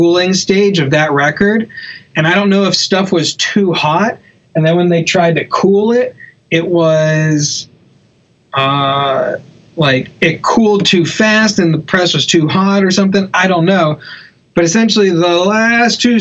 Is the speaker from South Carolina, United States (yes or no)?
yes; Charleston, South Carolina, United States; also born or lived in Hilton Head; I'm originally from Charleston. When I moved back to Charleston